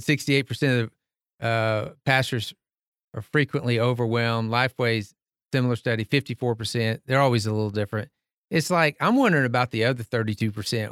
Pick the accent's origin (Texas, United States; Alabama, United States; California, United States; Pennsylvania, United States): Texas, United States; Tyler; I grew up in Tyler, Texas, a deacon's kid at Green Acres